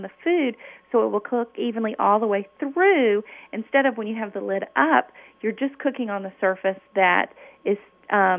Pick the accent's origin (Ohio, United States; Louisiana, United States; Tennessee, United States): Tennessee, United States; Memphis; I grew up in Memphis, Tennessee, which is the land of barbecue